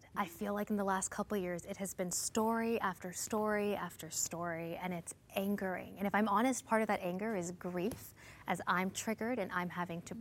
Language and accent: English; Canada; also born or lived in India (heritage); I'm an Indian, Canadian, Christian woman